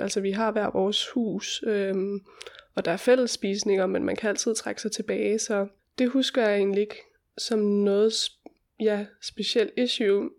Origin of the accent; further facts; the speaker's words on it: Hjortshøj, Central Denmark Region, Denmark; moved away as an adult; also born or lived in Copenhagen / Oaxaca; bor jeg lige nogle måneder her i mit barndomshjem